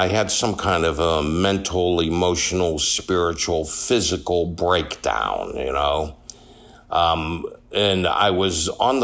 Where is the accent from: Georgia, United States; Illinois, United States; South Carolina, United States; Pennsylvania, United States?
Pennsylvania, United States; Pittsburgh; Born and raised in Pittsburgh, Pennsylvania